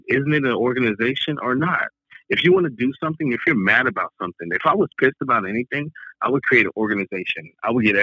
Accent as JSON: {"language": "English", "town": "Long Beach", "region": "California", "country": "United States", "tie": "born or raised there", "said": "I'm from Long Beach, California"}